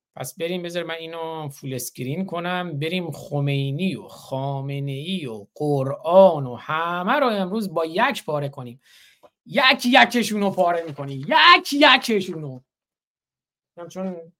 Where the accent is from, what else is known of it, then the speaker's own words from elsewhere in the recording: Iran; now in United States; به عنوان یک ایرانی آمریکایی به عنوان یک ایرانی آمریکایی